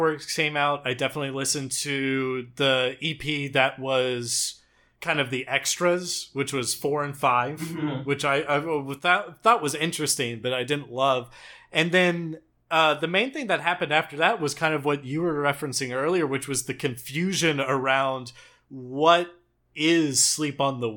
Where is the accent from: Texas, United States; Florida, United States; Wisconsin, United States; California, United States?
Texas, United States; I'm from Texas